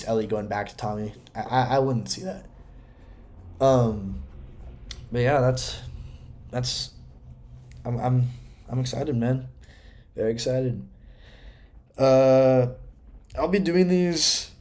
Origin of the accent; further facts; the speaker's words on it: Washington, United States; Seattle, my home state